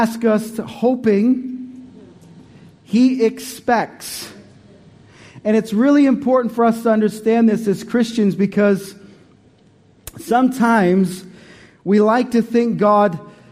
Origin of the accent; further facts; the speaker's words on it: Canada; moved away as an adult; also born or lived in Montreal; now in Australia; We came from Canada in 2005